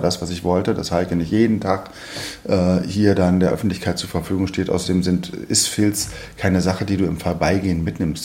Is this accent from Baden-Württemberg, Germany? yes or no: no; Berlin, Germany; als Berliner